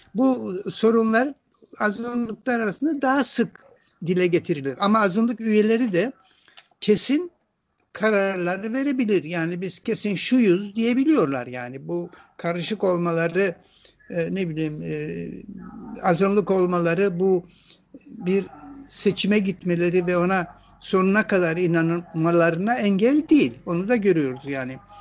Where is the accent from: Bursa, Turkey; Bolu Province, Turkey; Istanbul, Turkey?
Istanbul, Turkey; also born or lived in Ankara; Ankara'da doğdum ama İstanbul'da büyüdüm. Yani ben e, Ankara e, bebekken İstanbul'a gelmişim. İstanbul'da büyüdüm.